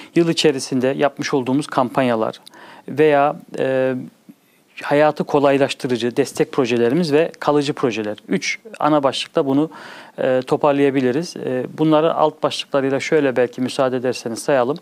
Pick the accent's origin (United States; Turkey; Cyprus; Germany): Germany; Bonn, North Rhine-Westphalia; also born or lived in Çankırı (parents' hometown); 1974 Almanya Bonn şehri doğma büyüme hali hazırda ikameti Bonn şehrinde olan